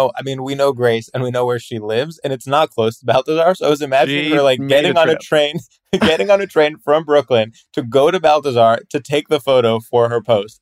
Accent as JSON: {"language": "English", "country": "Greece", "tie": "born or raised there", "also_born_or_lived": "New Jersey, United States", "said": "Well, I mostly grew up in Greece. My parents are Greek. But then there was a brief period for like 7 years when we lived in New Jersey, which is why I don't have an accent or anything."}